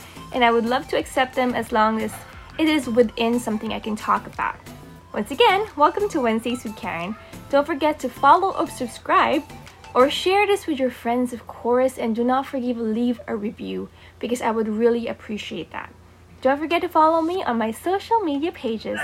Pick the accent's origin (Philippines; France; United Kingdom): Philippines; I'm born and raised in the Philippines.